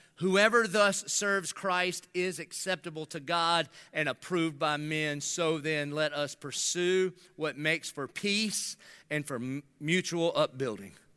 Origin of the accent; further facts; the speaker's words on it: United States; being American